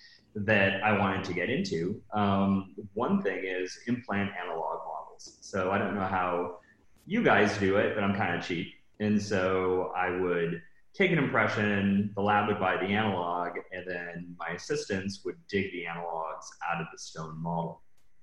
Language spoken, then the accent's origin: English; Seattle, Washington, United States; now in Los Angeles, United States; I'm originally from Seattle, Washington, kind of grew up there and moved to LA shortly after. And I've been in LA ever since.